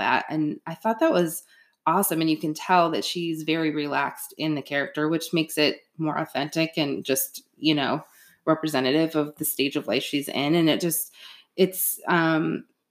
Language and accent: English; West Michigan, United States; also born or lived in New York City; I was actually moving from Brooklyn, Queens, New York City to West Michigan